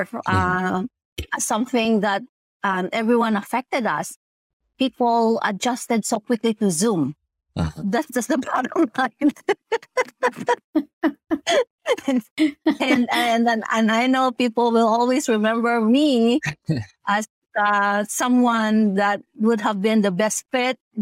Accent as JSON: {"language": "English", "country": "Philippines", "moved": "yes", "lives_now": "United States", "said": "the values that we have as a Filipino"}